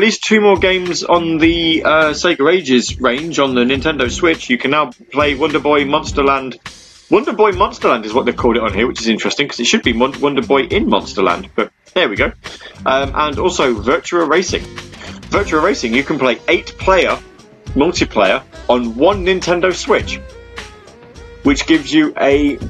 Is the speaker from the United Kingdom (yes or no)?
yes; United Kingdom; Because I'm British, you see, so I have to be a little bit... I have to be a little bit camp.